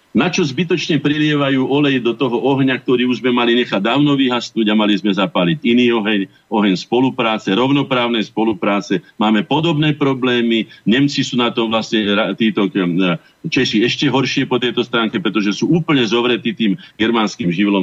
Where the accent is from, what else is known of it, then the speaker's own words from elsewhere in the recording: Slovakia; sme Slováci